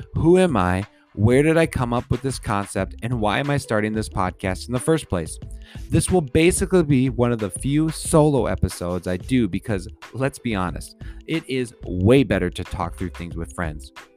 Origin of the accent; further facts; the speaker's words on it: St. Paul, Minnesota, United States; I was born in St. Paul.